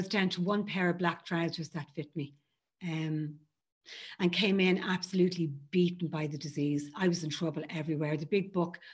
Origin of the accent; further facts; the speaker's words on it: Ireland; I grew up in Ireland in a very Catholic home.